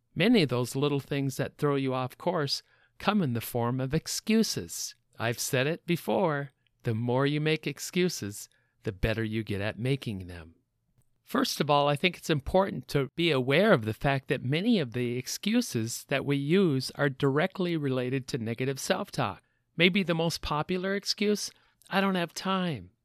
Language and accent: English; Minnesota, United States; I was from Minnesota